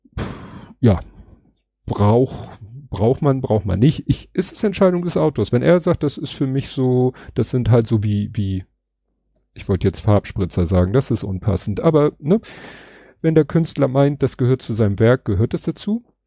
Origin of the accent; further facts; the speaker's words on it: Hamburg, Germany; als Hamburger